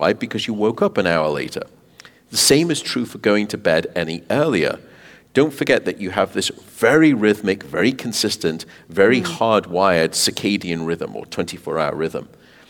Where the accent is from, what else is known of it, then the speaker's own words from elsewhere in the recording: Canada; Despite being Canadian, I know.